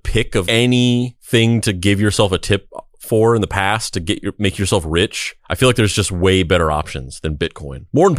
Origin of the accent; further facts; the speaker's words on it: Cave Creek, Arizona, United States; I'm from Cave Creek and we're great.